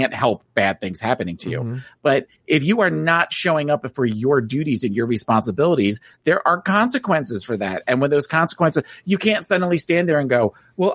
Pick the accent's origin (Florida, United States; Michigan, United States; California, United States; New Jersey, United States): New Jersey, United States; moved away; I was from New Jersey